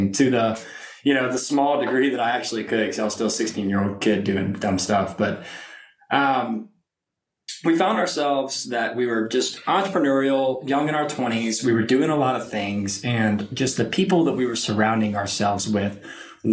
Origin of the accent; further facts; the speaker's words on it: Lake Charles, Louisiana, United States; moved away as an adult; now in Austin, United States; I was born and raised in Southwest Louisiana, a little town called Lake Charles